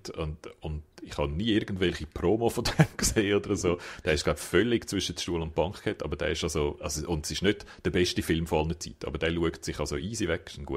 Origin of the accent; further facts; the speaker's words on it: Japan; German is a second language; Das ist, äh, als Japaner lacht man über das, oder?